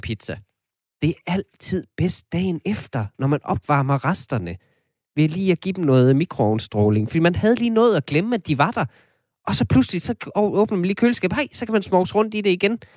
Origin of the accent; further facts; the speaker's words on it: Denmark; som danskere